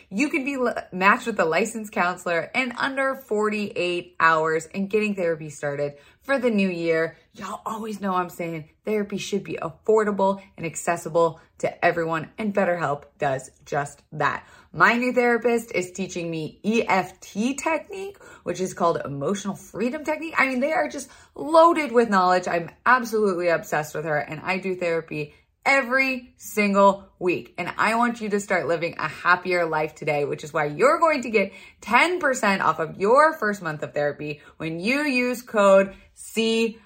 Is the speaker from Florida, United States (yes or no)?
yes; Florida, United States; I was raised in Florida